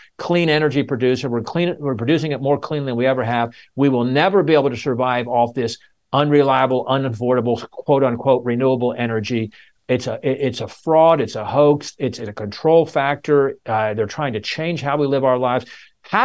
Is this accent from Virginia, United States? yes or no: yes; Virginia, United States; my home state of Virginia